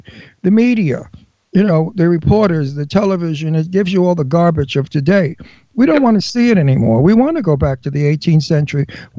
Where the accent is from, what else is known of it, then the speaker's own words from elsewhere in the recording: New York City, New York, United States; moved away; Well, I'm a wild guinea from Brooklyn. I'm Italian from Brooklyn.